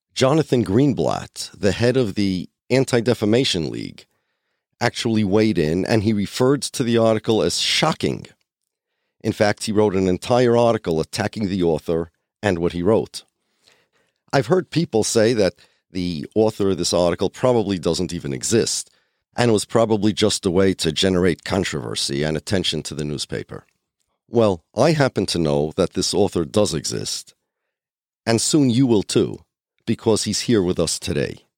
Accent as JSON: {"language": "English", "country": "United States", "said": "I'm an American, I'm a citizen of the United States"}